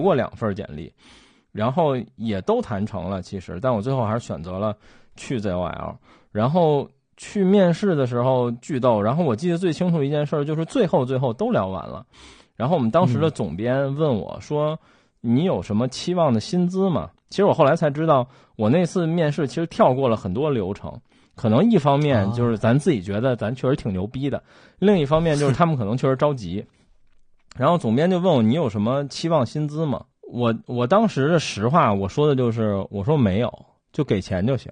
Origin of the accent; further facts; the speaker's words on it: Beijing, China; 我作为北京人